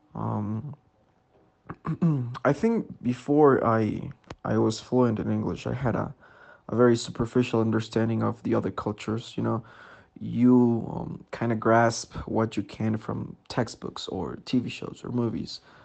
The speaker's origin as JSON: {"language": "English", "town": "Sangolquí", "region": "Pichincha", "country": "Ecuador", "said": "I'm from Sangolquí, Ecuador"}